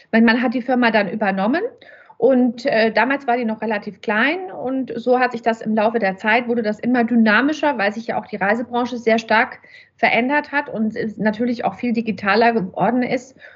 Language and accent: German; Nuremberg, Bavaria, Germany; now in Leipzig, Germany; seit drei Jahren, knapp vier Jahre sind wir jetzt in Leipzig. Aber ursprünglich komme ich, wie gesagt, aus Nürnberg.